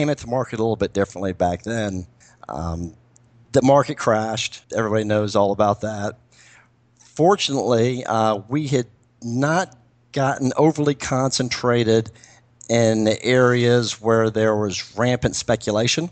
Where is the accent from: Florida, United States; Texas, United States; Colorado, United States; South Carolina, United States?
Florida, United States; now in Atlanta, United States; I'm from Florida originally and have a lot of contacts there and know that market.